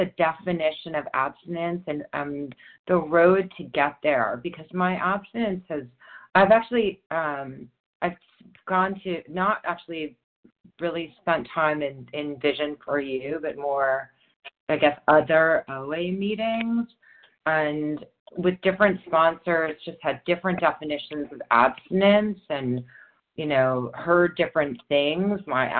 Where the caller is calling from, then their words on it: New York, United States; New York.